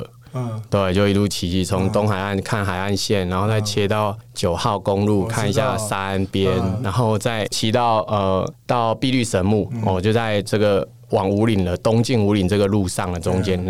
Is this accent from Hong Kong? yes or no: no; Taiwan; 我们怎么样让全世界看到台湾？因为我们是台湾人为傲